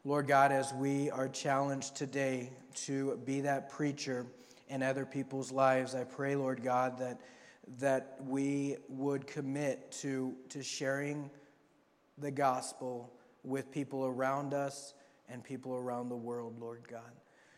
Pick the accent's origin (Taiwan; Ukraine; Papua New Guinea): Papua New Guinea; Bougainville, growing up in Papua New Guinea, Bougainville was like one of those places you saw on the news